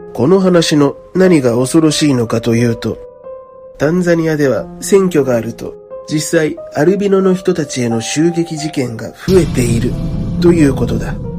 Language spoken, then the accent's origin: Japanese; Japan; 僕が安全な日本で生まれ育ったからなのかもしれないね